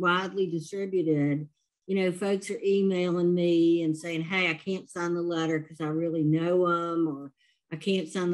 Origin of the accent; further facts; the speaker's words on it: Louisiana, United States; I'm from Louisiana